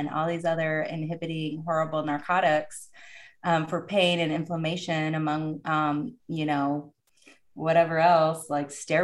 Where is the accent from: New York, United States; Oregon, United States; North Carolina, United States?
Oregon, United States; I'm from Oregon, so we come from the more liberal state